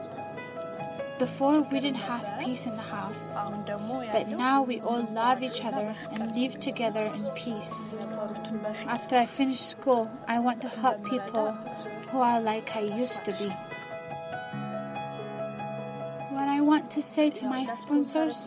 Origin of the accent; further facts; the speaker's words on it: Addis Ababa, Ethiopia; I was born in Addis Ababa